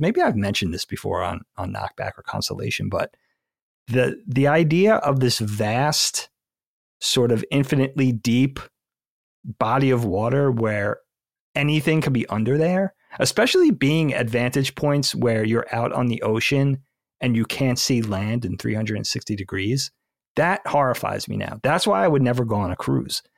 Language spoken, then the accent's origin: English; Bellport, New York, United States; we grew up on Bellport, South Shore, middle of Long Island